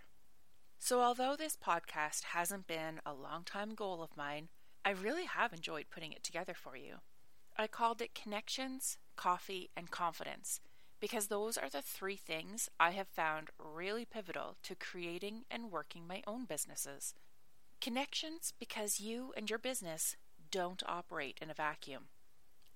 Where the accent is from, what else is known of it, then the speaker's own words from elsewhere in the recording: Nova Scotia, Canada; moved away as an adult; also born or lived in Ireland; I'm Canadian, from Nova Scotia